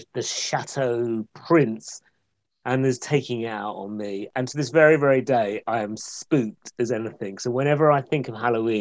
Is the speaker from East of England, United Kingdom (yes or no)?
yes; Essex, East of England, United Kingdom; moved away; I grew up in Essex